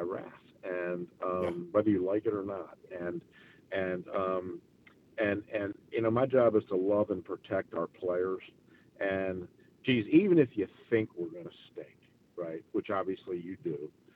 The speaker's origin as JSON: {"language": "English", "region": "Maryland", "country": "United States", "moved": "yes", "lives_now": "Charlotte, United States", "said": "that's my stomping grounds up there, where I'm kind of from. I'm from Maryland"}